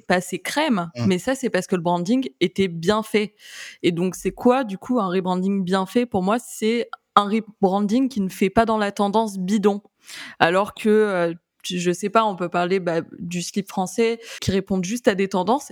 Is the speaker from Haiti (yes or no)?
no; France; on est français